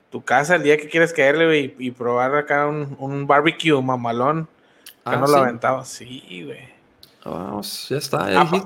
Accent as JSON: {"language": "Spanish", "country": "Mexico", "said": "uno como mexicano va creciendo y, empiezas, a, a, tirar las cartas"}